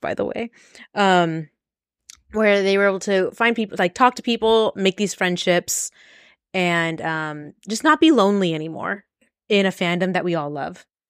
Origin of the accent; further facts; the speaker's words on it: Las Vegas, Nevada, United States; we're from Vegas